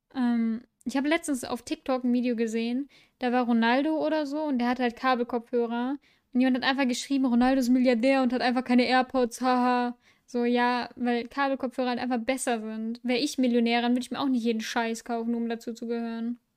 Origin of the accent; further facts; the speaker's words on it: Düsseldorf, North Rhine-Westphalia, Germany; now in Mönchengladbach, Germany; ich bin in dieser Stadt geboren